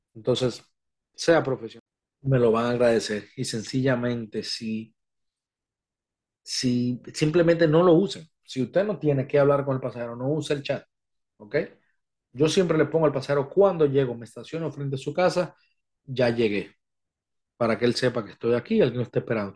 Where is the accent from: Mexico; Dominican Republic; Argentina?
Dominican Republic; en mi país